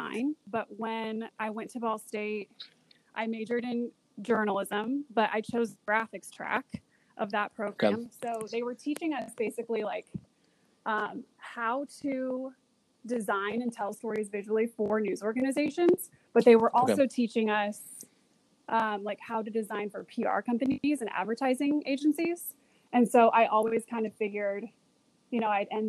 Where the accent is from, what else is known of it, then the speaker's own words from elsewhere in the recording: Fort Wayne, Indiana, United States; moved away as an adult; also born or lived in Lafayette, Indiana; now in Washington, D.C., United States; I'm from Lafayette, Indiana. That's where I was born, and I grew up in Fort Wayne